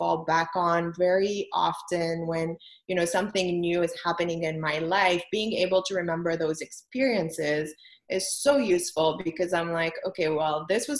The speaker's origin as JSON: {"language": "English", "country": "Lebanon", "tie": "born or raised there", "also_born_or_lived": "France", "moved": "as an adult", "lives_now": "United States", "said": "I'm originally from Lebanon. So I was born and raised in Lebanon. I moved from there when I was 21"}